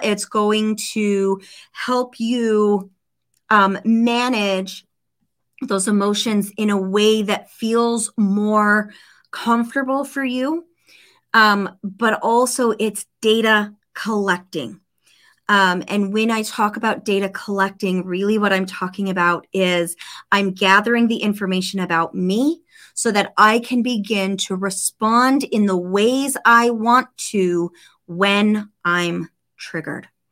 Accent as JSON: {"language": "English", "town": "Snowflake", "region": "Arizona", "country": "United States", "tie": "born or raised there", "moved": "yes"}